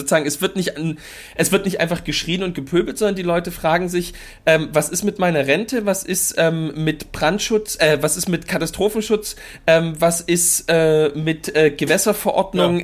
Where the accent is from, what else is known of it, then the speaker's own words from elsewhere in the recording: Mittweida, Saxony, Germany; ich bin aus Mitweider